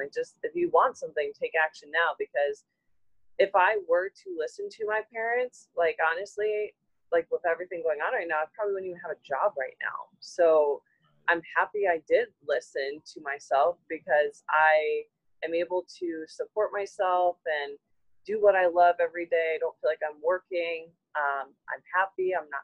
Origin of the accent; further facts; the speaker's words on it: Ohio, United States; I'm from Ohio